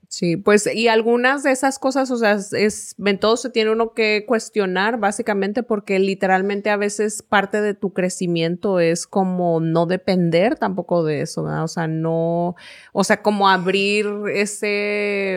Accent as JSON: {"language": "Spanish", "country": "Mexico", "moved": "yes", "lives_now": "United States", "said": "era mexicana"}